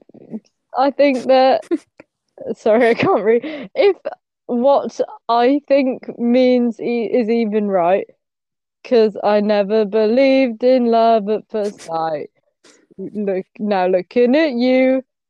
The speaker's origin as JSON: {"language": "English", "region": "England", "country": "United Kingdom", "said": "I'm English."}